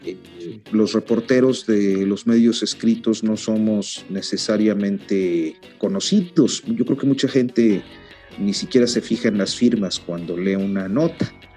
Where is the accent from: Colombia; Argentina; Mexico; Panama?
Mexico; northern Mexico; now in Mexico City, Mexico; soy norteño